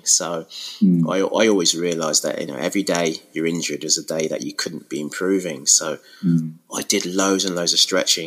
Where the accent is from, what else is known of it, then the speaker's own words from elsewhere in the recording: Wolverhampton, West Midlands, United Kingdom; moved away as an adult; also born or lived in Sutton Coldfield, Birmingham; now in Birmingham, United Kingdom; I am from the Midlands, but from Wolverhampton originally, which is just the other side of the M6